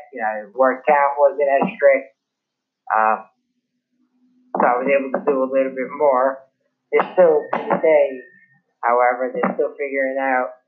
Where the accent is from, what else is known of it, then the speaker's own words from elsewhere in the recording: New York City, New York, United States; I'm born and raised in Brooklyn, New York City